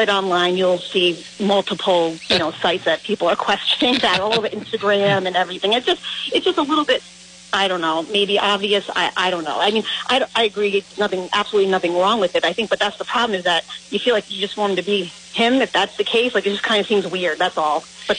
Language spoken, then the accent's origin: English; Rhode Island, United States; growing up in Rhode Island.